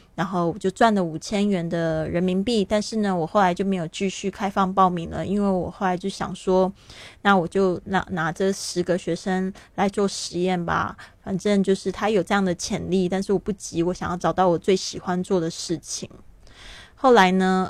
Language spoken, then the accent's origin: Chinese; Taiwan; moved away as an adult; also born or lived in Shanghai, China; now in Barcelona, Spain; 我出生在台湾，但是我跟这个上海非常有缘